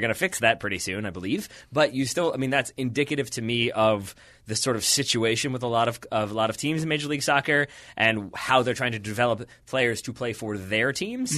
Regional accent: United States; I'm an American

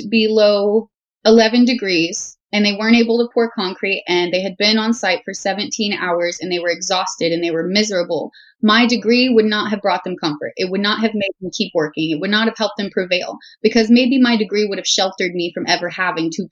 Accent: Houston, Texas, United States; I grew up in Southern Texas, the Houston area

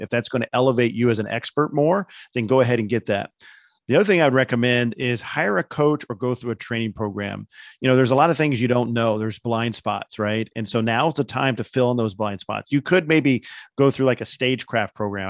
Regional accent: Indiana, United States; I'm from Indiana

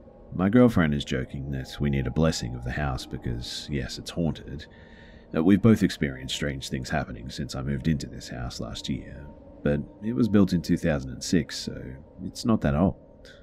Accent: Malaysia; it's definitely not because I'm from Malaysia and we don't have foxes here.

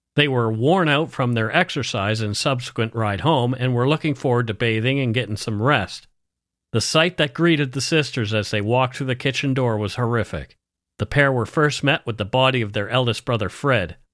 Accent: Canada; We are ordinary Canadian schmucks

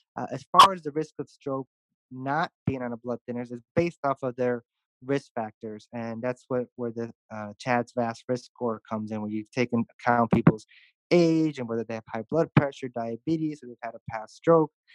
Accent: Chicago, Illinois, United States; moved away as an adult; also born or lived in St. Louis, Missouri; now in Houston, United States; I'm originally from Chicago, uh, born born and raised

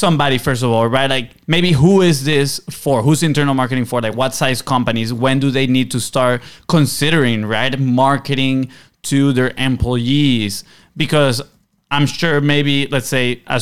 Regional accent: Venezuela; we're from the Caribbean too, Venezuela

